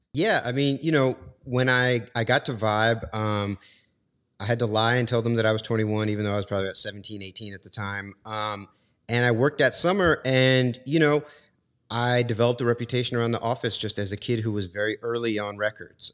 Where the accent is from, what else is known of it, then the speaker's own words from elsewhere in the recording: New York, United States; I, I grew up in New York. My, my mom moved there, um, when I was five years old